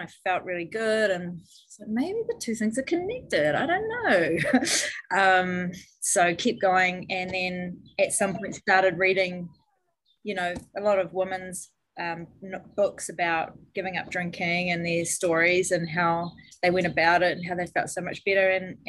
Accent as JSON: {"language": "English", "country": "New Zealand", "tie": "born or raised there", "said": "I grew up in New Zealand. I live in New Zealand, and it's a really boozy country here."}